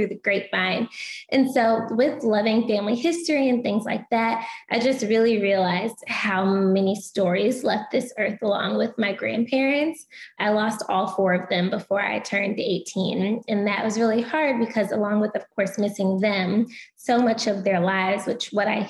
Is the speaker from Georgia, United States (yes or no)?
yes; Atlanta, Georgia, United States; moved away as an adult; also born or lived in Louisiana; I was born and raised in Atlanta